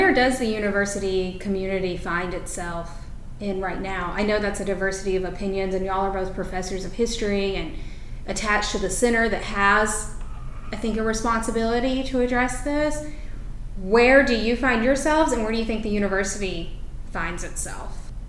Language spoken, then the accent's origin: English; North Carolina, United States; Having grown up in North Carolina